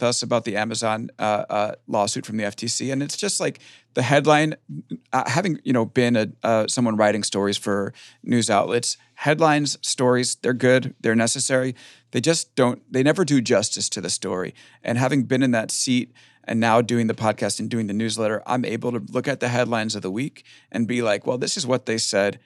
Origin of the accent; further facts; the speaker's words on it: Long Island, New York, United States; we're both from Long Island